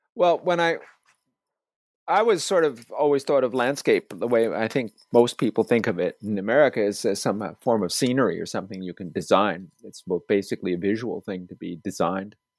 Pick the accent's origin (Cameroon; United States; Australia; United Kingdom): United States; New York City, New York; moved away; also born or lived in Sweden; I was b, born and raised on Staten Island, which is a borough of New York City